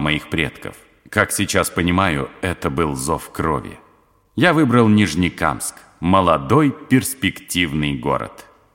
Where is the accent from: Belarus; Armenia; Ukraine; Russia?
Russia; Cheremshansky District, Tatarstan; also born or lived in Nizhny Tagil; now in Nizhnekamsk, Russia; меня потянуло на родину, в Татарстан. Я из Черемшанского района